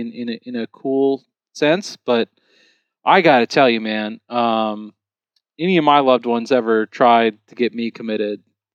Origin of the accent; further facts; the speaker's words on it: United States; Like, they know I'm American.